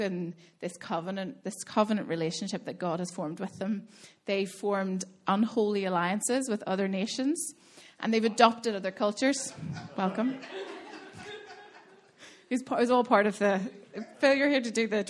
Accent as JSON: {"language": "English", "town": "Belfast", "region": "Northern Ireland", "country": "United Kingdom", "tie": "born or raised there", "moved": "yes", "lives_now": "Dublin, Ireland", "said": "I'm originally from Belfast, grew up in Belfast, now I live in Dublin with Ross"}